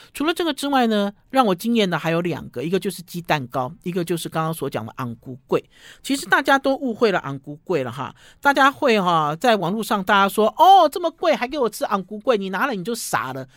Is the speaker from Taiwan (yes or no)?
yes; Taiwan; 我们台湾人自己做的果酱